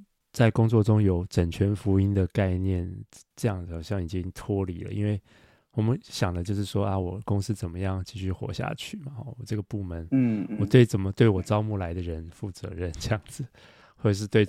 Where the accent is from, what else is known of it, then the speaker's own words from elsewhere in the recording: Taiwan; now in Shanghai, China; 对，而且我我是在上海，我也是台湾人，就是跟他们的文化又很格格不入。